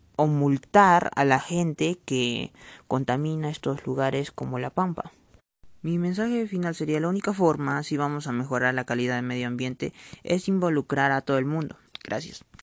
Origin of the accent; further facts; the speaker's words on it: Mazuko, Madre de Dios, Peru; soy de Madre Dios Mazuco